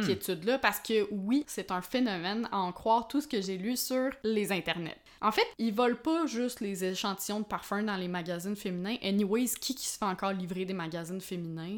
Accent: Quebec, Canada; on est québécois

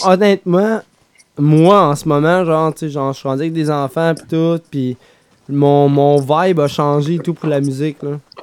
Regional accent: Quebec City, Quebec, Canada; On vient de Québec

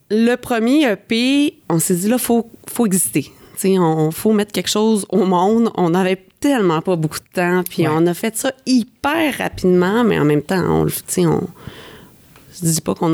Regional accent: Quebec, Canada; now in Montreal, Canada; on est parti du Lac-Saint-Jean, on est arrêté à Québec, un petit stop. Après ça, on est arrivé à Montréal

